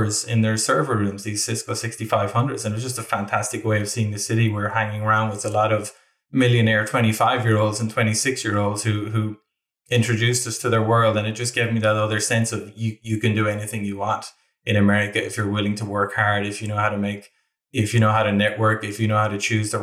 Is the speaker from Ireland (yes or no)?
yes; Castleconnell, Munster, Ireland; accent: Irish; moved away as an adult; I lived in a village in Limerick called Castle Connell